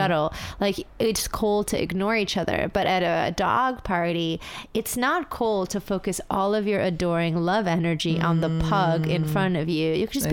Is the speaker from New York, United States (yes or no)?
yes; New York City, New York, United States; I grew up in the city, I went there as a teen, I read all my fucking radical texts there